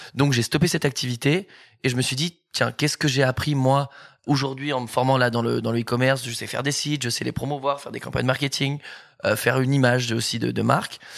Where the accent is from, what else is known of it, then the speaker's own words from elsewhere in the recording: Bordeaux, Nouvelle-Aquitaine, France; moved away as an adult; now in Paris, France; je suis originaire de, Bordeaux déjà. Je suis arrivé sur Paris il y a deux ans maintenant